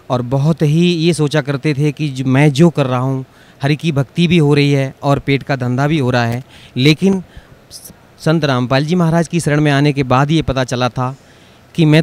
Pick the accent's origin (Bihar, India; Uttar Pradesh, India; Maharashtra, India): Uttar Pradesh, India; Jhindua; मैं ग्राम झिंदुआ तहसील बर्थना जिला इटावा उत्तर प्रदेश का रहने वाला हूँ